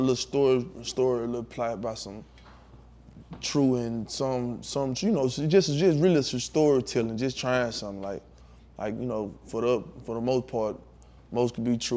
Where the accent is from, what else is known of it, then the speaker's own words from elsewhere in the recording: Tutwiler, Mississippi, United States; I'm from Tutwiler, Mississippi. Mm-hmm. Like, better known Trick City, I got it tattooed on my arm and shit, man. Like, I'm a real Trick City baby